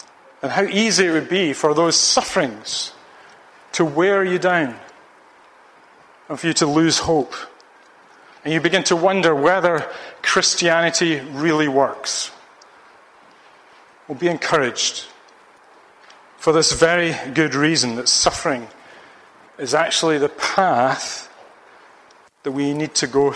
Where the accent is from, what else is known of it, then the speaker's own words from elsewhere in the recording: Ayr, Scotland, United Kingdom; the football team of my hometown, Ayr United